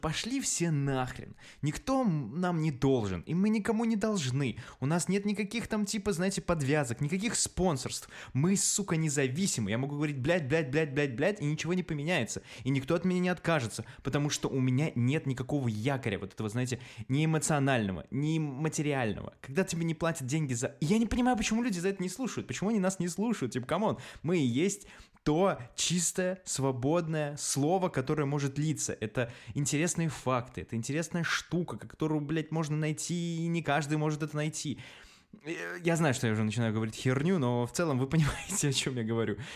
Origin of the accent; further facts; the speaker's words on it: Belarus; мы чуваки из Беларуси